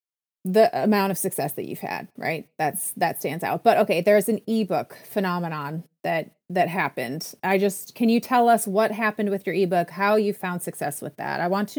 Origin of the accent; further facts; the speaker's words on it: Minnesota, United States; also born or lived in Saint Paul, Minnesota; I grew up in Minnesota.